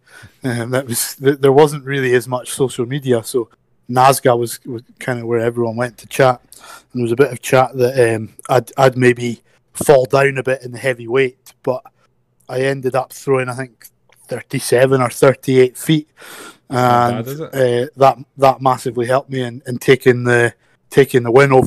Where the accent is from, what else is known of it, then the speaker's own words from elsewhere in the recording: Scotland, United Kingdom; as Scottish throwers